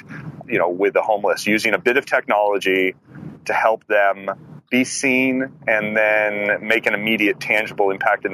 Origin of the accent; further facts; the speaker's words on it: Livermore, California, United States; I'm from Livermore, California